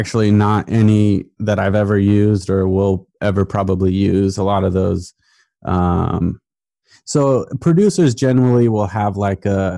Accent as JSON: {"language": "English", "town": "Portland", "region": "Oregon", "country": "United States", "tie": "born or raised there", "also_born_or_lived": "Virginia", "moved": "as an adult", "said": "growing up in Portland"}